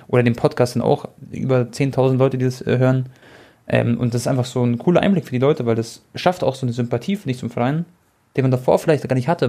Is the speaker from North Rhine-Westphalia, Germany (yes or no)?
no; Munich, Bavaria, Germany; ich bin auch in München geboren